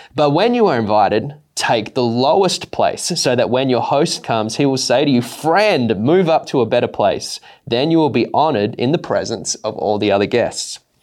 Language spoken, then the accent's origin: English; Australia; growing up in Australia